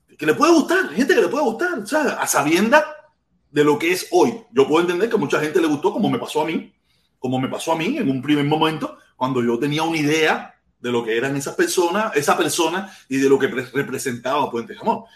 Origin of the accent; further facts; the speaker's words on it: Cuba; moved away; Yo jamás he odiado a mi pueblo